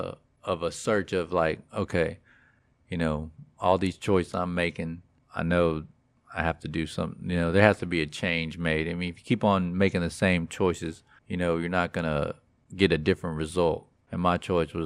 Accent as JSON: {"language": "English", "region": "Texas", "country": "United States", "tie": "born or raised there", "said": "I was born here in the great state of Texas"}